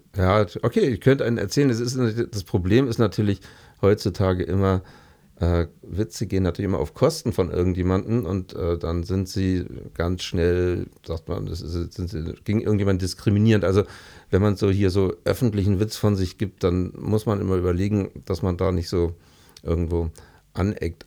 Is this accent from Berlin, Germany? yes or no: yes; Berlin, Germany; now in Munich, Germany; ich komme aus Berlin